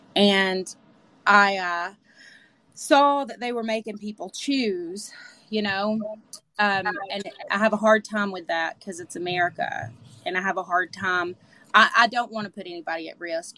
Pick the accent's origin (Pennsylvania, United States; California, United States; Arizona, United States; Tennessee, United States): Tennessee, United States; Manchester; born or raised there